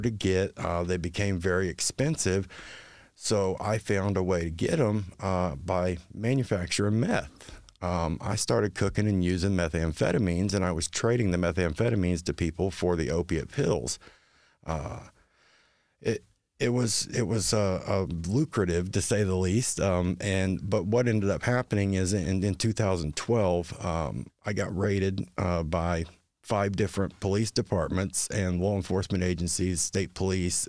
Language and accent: English; Hartford City, Indiana, United States; moved away as an adult; now in Anderson, United States; I'm not originally from Anderson. I'm a transplant, um, originally from Hartford City